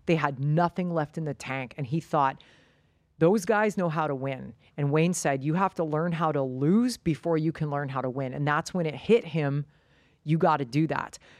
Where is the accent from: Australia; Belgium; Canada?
Canada; moved away as an adult; also born or lived in United States / Hong Kong; Canadians stick together, that's just what we do.